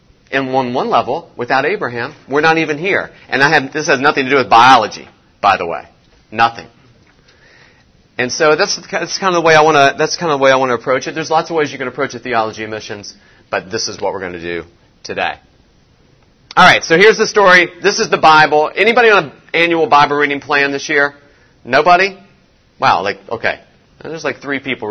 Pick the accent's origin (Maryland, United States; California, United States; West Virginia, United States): West Virginia, United States; me growing up in West Virginia.